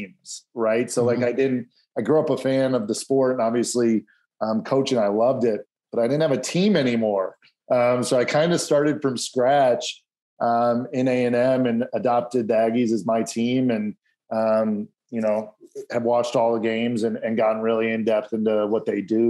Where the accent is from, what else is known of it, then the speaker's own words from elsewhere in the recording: Midwest, United States; now in Las Vegas, United States; I'm from the Midwest